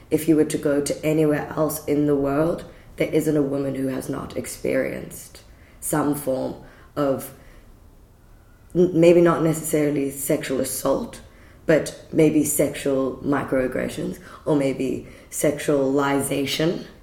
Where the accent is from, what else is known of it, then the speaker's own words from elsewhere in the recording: Canada; And I I grew up in Canada. I've been back to Canada, and it's one of the most safe places.